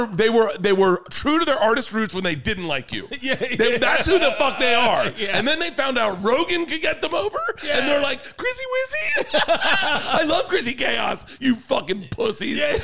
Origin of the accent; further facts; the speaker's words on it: Florida, United States; moved away as an adult; now in Los Angeles, United States; I was from Florida.